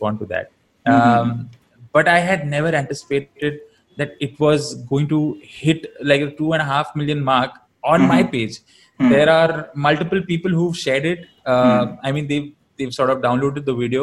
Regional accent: Navi Mumbai, Maharashtra, India; I was born and raised in Navi Mumbai

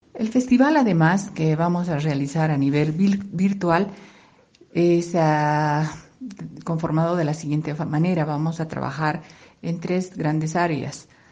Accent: Bolivia; somos los bolivianos

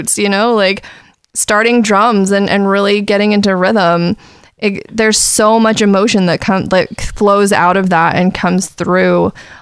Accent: Eugene, Oregon, United States; I grew up in Eugene, Oregon

